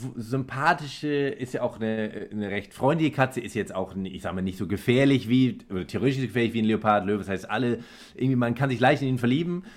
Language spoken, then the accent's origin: German; Germany; bei uns in Deutschland